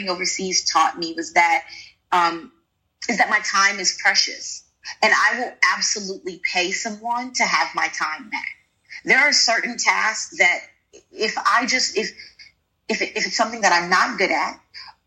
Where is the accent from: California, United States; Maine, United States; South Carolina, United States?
South Carolina, United States; Sumter; moved away as an adult; also born or lived in Houston, Texas; now in Qatar; I'm a country girl. I grew up in Sumter, South Carolina.